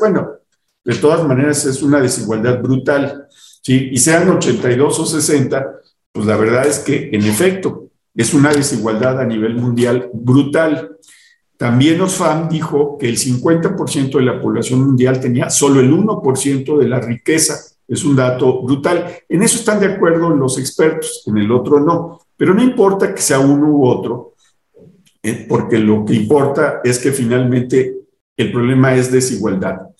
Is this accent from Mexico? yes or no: yes; Mexico